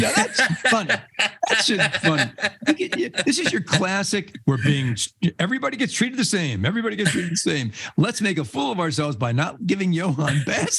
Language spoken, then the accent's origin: English; New York City, New York, United States; born there; also born or lived in New Jersey; I was born in New York City. A lot of people don't know that. I was born in one of the five boroughs, Staten Island. I still got it in me a little bit. Then I moved to Jersey, and I lived in Jersey